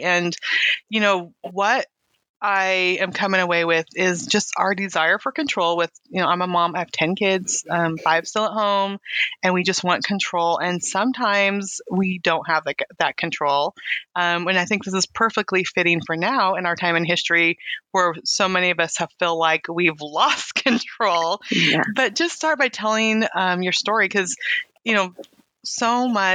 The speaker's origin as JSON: {"language": "English", "town": "Weed", "region": "California", "country": "United States", "tie": "born or raised there", "said": "I grew up also in Northern California"}